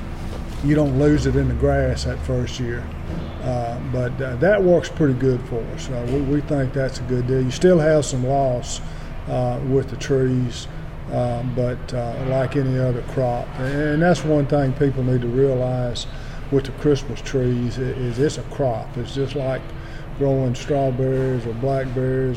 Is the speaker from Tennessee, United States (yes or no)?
yes; Shelby County, Tennessee, United States; moved away as an adult; now in Hardeman County, United States; My wife and I grew up in Shelby County